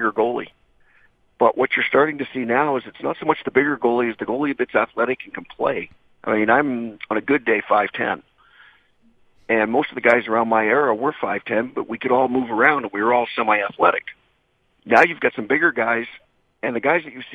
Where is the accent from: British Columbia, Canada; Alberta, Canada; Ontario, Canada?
Alberta, Canada; just outside Edmonton; I grew up just outside Edmonton, about 10 miles outside, and to actually be able to play in my hometown